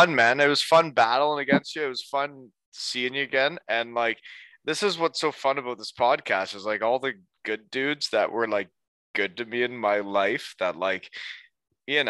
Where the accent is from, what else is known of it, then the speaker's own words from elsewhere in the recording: Elmira, Ontario, Canada; now in Kincardine, Canada; I'm from Elmira.